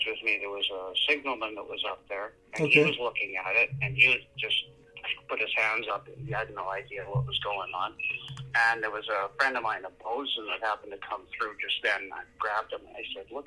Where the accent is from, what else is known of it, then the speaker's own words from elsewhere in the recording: Yorkton, Saskatchewan, Canada; I grew up in York and Saskatchewan